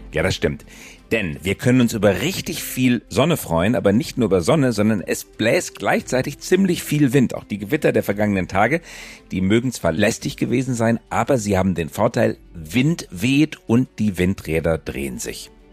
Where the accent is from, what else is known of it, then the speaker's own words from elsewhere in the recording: Germany; wir Deutsche